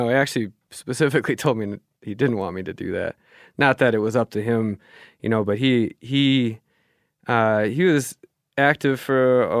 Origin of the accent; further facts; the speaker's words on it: Germany; born there; that's why I was born in Germany, right? Because he was stationed there for a bit.